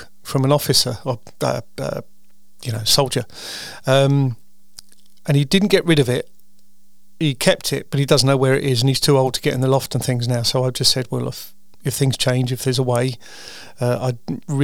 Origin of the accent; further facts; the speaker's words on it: United Kingdom; I'm a Brit.